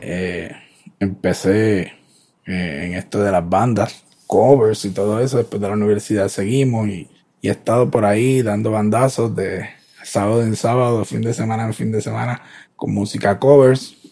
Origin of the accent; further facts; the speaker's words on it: Ponce, Puerto Rico; soy de Ponce